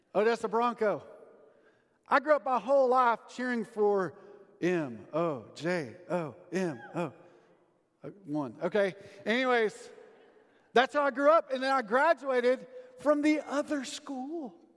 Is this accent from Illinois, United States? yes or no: no; Sundown, Texas, United States; moved away; all my old classmates that still live in my hometown of Sundown.